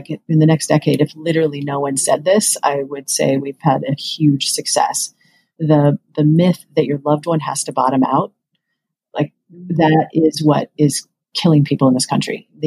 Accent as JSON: {"language": "English", "region": "Western Kansas", "country": "United States", "tie": "born or raised there", "moved": "yes", "said": "I grew up in Western Kansas"}